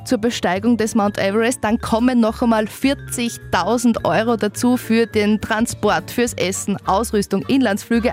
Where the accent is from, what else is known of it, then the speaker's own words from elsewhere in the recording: Schladming, Styria, Austria; moved away as an adult; now in Eberstalzell, Austria; ich komme ursprünglich aus Schladming, aus der Steiermark.